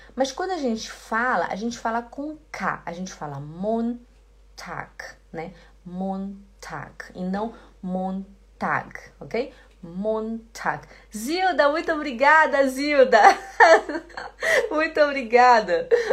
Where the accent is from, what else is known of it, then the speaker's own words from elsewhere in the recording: Belém, Pará, Brazil; eu sou de Belém do Pará. E lá no Belém do Pará a gente fala muito esse ti, ti, di, ti